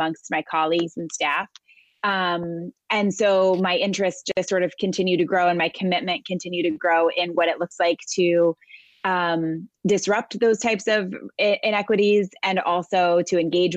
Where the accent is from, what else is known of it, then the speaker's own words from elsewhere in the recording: New York City, New York, United States; I am a New Yorker, born and raised. I live most of my life in and around New York City area